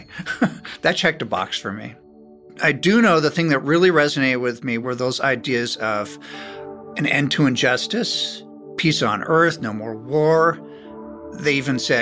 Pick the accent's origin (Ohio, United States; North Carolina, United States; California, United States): California, United States; Beverly Hills; I was born in Beverly Hills